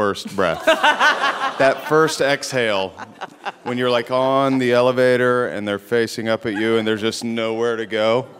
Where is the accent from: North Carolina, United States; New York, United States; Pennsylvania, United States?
North Carolina, United States; moved away; I grew up in North Carolina, and both my parents are from a very small town and somewhat conservative